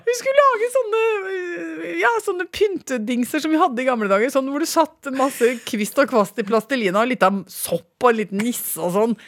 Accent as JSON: {"language": "Norwegian", "area": "Toten", "region": "Innlandet", "country": "Norway", "tie": "born or raised there", "said": "da jeg vokste opp på Toten"}